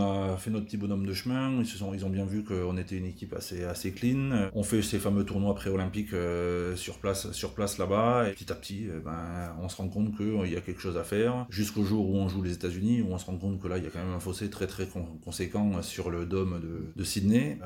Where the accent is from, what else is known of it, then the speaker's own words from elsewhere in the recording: Tarn, Occitania, France; moved away; also born or lived in Castres; je suis régénéré du Tarn et je suis très fier d'être de là-bas.